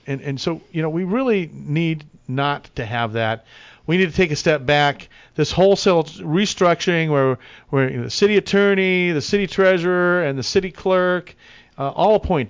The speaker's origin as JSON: {"language": "English", "town": "San Bernardino", "region": "California", "country": "United States", "tie": "born or raised there", "said": "San Bernardino, my hometown. I know every street, every crevice, every crack. San Bernardino was on my resume like five or six times because of the different schools I went to."}